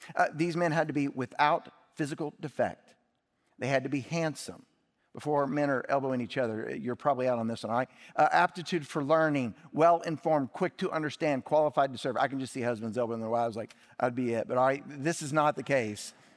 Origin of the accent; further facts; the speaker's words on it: Indianapolis, Indiana, United States; moved away; also born or lived in Kentucky; I was born in Kentucky and lived in Indianapolis, Indiana